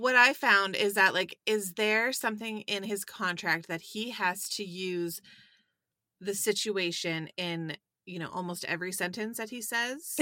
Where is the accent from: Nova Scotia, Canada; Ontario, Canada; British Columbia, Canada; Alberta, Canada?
Ontario, Canada; Sarnia; moved away; I'm from Sarnia originally.